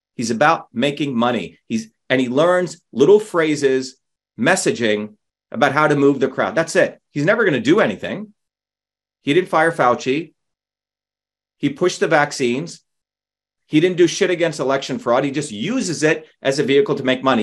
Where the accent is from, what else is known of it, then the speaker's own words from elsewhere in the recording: New Jersey, United States; I grew up in New Jersey. I grew up with everyday people